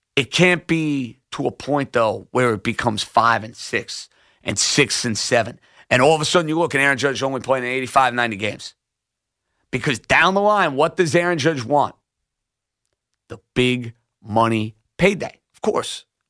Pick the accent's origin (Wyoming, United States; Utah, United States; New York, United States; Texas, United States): New York, United States; New York City; My home borough